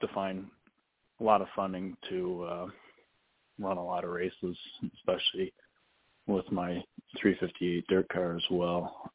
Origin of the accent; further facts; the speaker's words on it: Ransomville, New York, United States; I basically grew up there